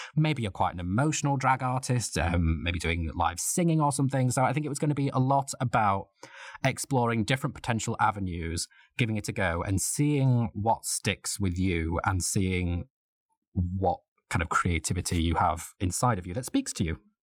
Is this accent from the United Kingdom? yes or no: yes; Leeds, Yorkshire and the Humber, United Kingdom; now in London, United Kingdom; I'm originally from Leeds in Yorkshire